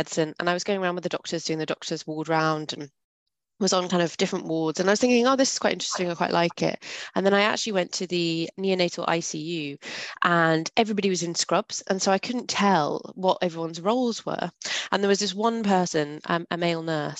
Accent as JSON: {"language": "English", "area": "the Borders", "region": "Scotland", "country": "United Kingdom", "tie": "born or raised there", "said": "I grew up really rurally in Scotland"}